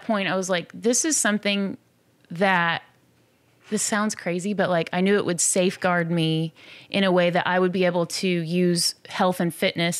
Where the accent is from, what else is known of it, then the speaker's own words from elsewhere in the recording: Midwest, United States; I mean, and I grew up in the Midwest, so it's like, I know what winter is like.